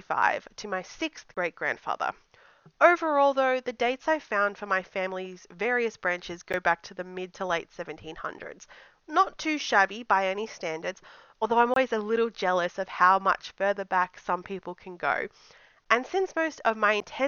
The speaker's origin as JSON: {"language": "English", "country": "Australia", "said": "I'm a blogger from Australia"}